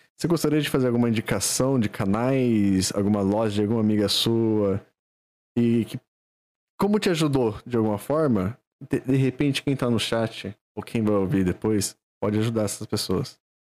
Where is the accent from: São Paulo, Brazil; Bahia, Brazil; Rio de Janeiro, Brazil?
São Paulo, Brazil; Valinhos; aqui a gente é de Valinhos dois